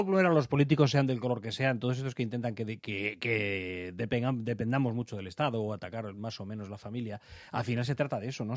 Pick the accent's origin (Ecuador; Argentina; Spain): Spain; Alcobendas, Community of Madrid; yo soy de Alcobendas y de niños lo que hacíamos era acudir al arroyo